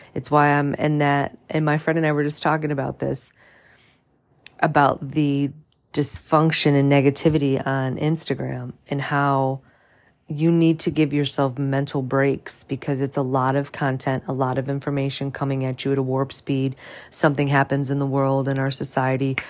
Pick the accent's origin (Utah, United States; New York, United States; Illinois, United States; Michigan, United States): Michigan, United States; St. Clair Shores; moved away; I grew up in Saint Clair's, Saint Clair Shores, Michigan, which is, you know, a, obviously a suburb of Detroit